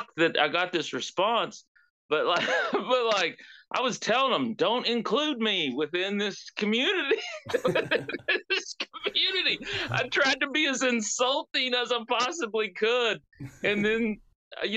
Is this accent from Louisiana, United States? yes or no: no; West Virginia, United States; I'm from West Virginia. I'm writing about West Virginia.